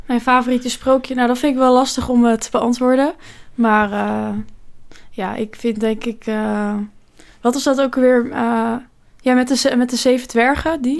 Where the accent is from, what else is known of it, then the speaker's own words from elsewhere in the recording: Rotterdam, South Holland, Netherlands; wij komen uit Rotterdam